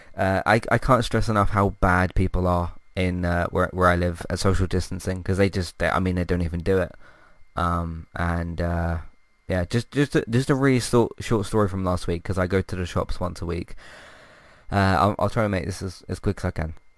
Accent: United Kingdom; I'm British

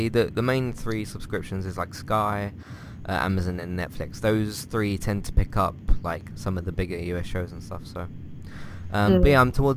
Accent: United Kingdom; as a British person

